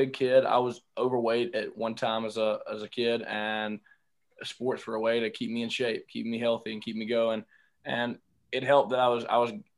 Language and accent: English; Indianola, Mississippi, United States; I'm from Indianola, Mississippi. It's in the heart of the Mississippi Delta